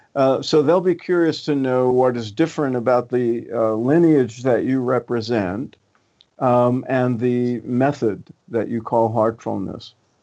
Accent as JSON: {"language": "English", "town": "New York City", "region": "New York", "country": "United States", "tie": "born or raised there", "said": "When I grew up in Brooklyn"}